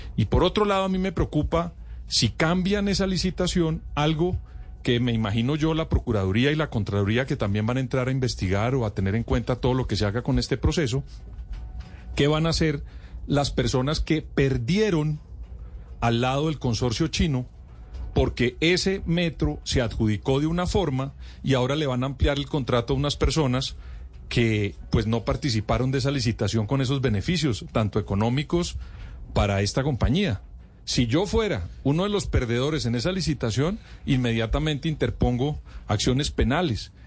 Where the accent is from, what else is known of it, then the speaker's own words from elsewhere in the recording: Bogotá, Colombia; como bogotano, como habitante de la capital del país